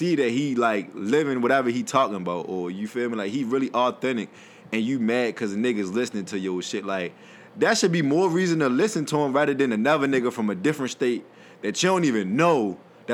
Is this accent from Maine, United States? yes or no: no; Baltimore, Maryland, United States; I'm from Baltimore